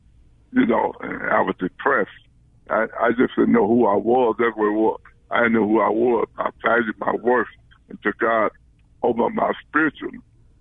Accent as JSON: {"language": "English", "town": "Chicago", "region": "Illinois", "country": "United States", "tie": "born or raised there", "said": "I grew up on the West Side also. I grew up in the Lawndale area"}